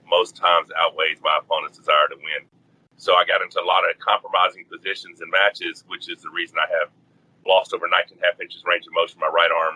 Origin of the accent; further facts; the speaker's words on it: Arkansas, United States; I grew up in Arkansas.